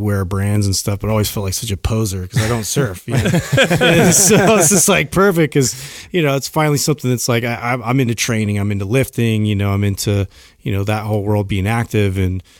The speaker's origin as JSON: {"language": "English", "town": "Santa Cruz", "region": "California", "country": "United States", "tie": "born or raised there", "said": "I grew up in Santa Cruz"}